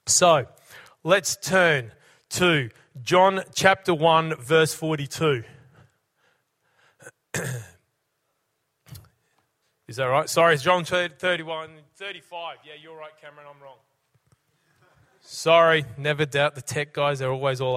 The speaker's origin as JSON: {"language": "English", "town": "Brisbane", "region": "Queensland", "country": "Australia", "tie": "born or raised there", "moved": "yes", "lives_now": "Cessnock, Australia", "said": "When I was a young fella, growing up in Brisbane, sports crazy kid"}